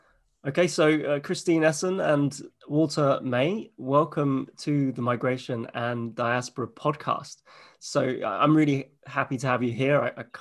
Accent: United Kingdom; moved away as an adult; also born or lived in Canada; my own experience as a Brit abroad for 10 years

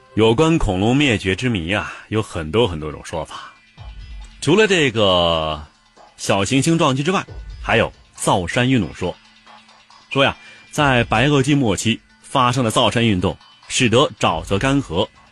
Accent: China; 我们中国人呢，则既有想象力又有概括力

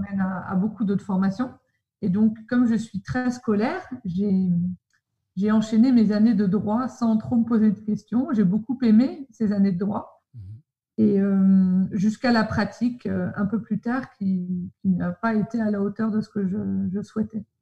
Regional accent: Paris, Île-de-France, France; moved away as an adult; now in Sydney, Australia; je viens de Paris. J'ai toujours habité à Paris. Je suis née à Paris et j'y ai vécu

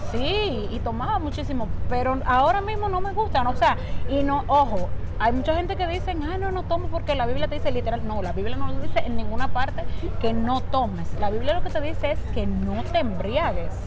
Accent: Dominican Republic; nosotros los dominicanos

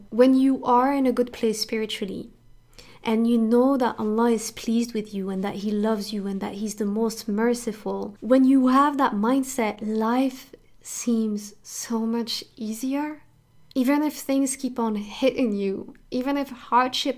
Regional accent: France; I grew up in France and I was a victim of discrimination pretty much my entire childhood

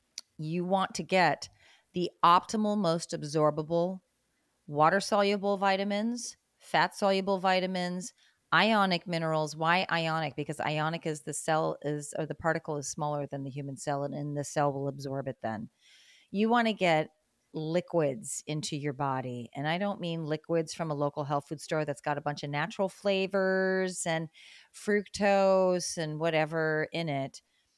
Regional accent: Great Lakes, United States; I liked winter when I was a kid because when I was growing up in the Great Lakes States, you know, there was all this snow

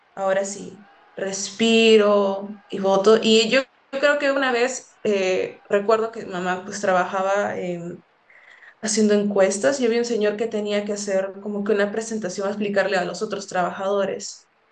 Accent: Lima, Peru; moved away as an adult; now in United States; donde yo vengo en San Juan de Miraflores

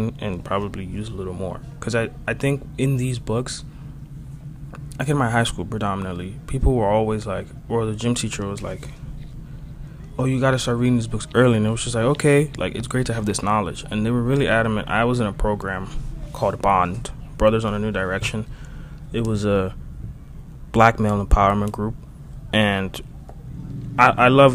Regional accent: Dominican Republic; we're from the Dominican Republic

